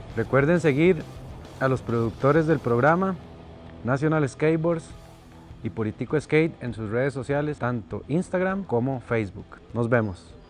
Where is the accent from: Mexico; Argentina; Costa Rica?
Costa Rica; cuando vos decís que, que vos sos de Costa Rica